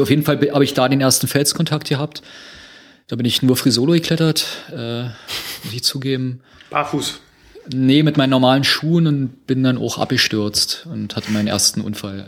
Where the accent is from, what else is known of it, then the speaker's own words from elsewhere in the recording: Berlin, Germany; wir ja alle drei Berliner sind